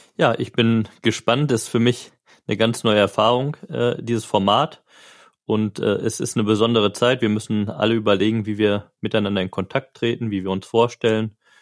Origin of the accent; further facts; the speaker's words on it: Marl, North Rhine-Westphalia, Germany; also born or lived in Gelsenkirchen; wohnhaft seit meiner Kindheit in Mahl. Ich bin aufgewachsen, zur Schule gegangen, erst die Realschule in Mahl